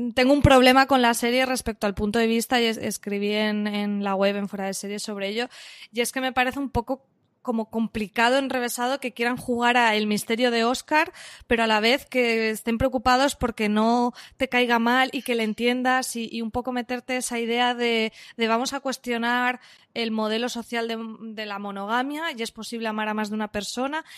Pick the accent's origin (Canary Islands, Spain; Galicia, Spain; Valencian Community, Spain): Valencian Community, Spain; yo soy valenciana